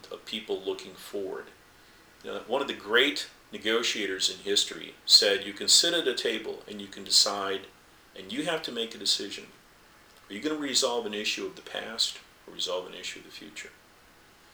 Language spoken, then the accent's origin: English; the American West, United States; when I was a young man growing up in the West